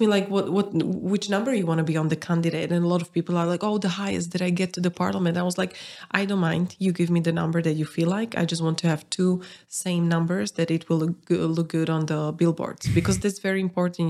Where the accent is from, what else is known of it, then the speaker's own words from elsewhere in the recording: Bratislava, Bratislava Region, Slovakia; I'm from Bratislava